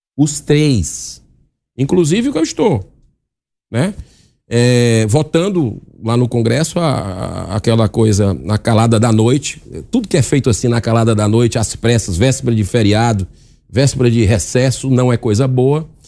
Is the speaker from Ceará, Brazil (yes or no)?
yes; Ceará, Brazil; eu vou falar pelo Ceará, que é a minha terra